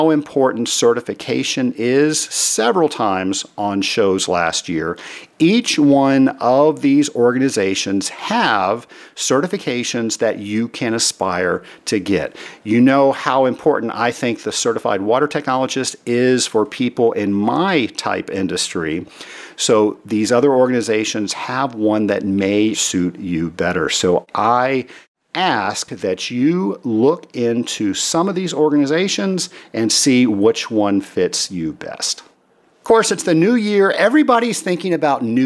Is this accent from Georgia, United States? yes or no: yes; Atlanta, Georgia, United States; my hometown of Atlanta, Georgia